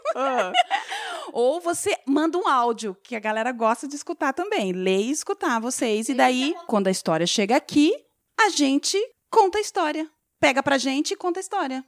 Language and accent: Portuguese; Mato Grosso do Sul, Brazil; now in Curitiba, Brazil; nasci no Mato Grosso do Sul, viajo por aí, faço trabalho por lá, lá, mas eu vivo ali em Curitiba. Daí o pessoal pensa que eu sou curitibana, mas não sou